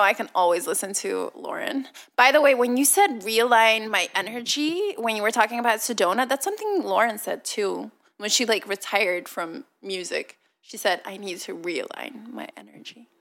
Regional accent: Leuven, Flanders, Belgium; English is a second language; I grew up in Leuven, but I didn't grow up particularly rich

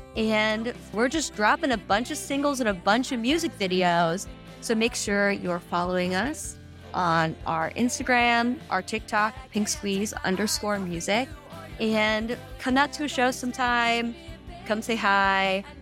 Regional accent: small town Nebraska, United States; moved away; I grew up in small town Nebraska.

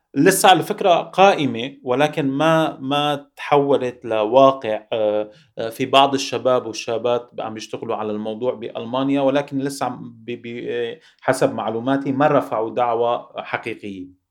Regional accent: Syria; moved away as an adult; now in Paris, France; بحقنا كسوريين

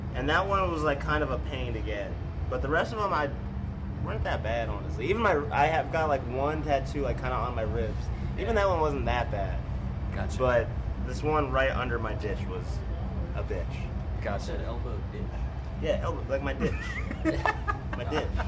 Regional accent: Ontario, Canada; now in Texas, United States; 30 minutes from my hometown in Canada

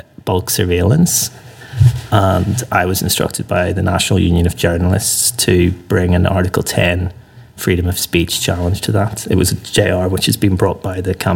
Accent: Northern Ireland, United Kingdom; moved away; I came to the law from a background growing up in Northern Ireland

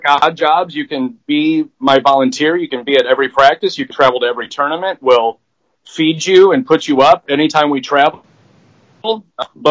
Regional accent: St. Louis, Missouri, United States; moved away; I grew up in St. Louis

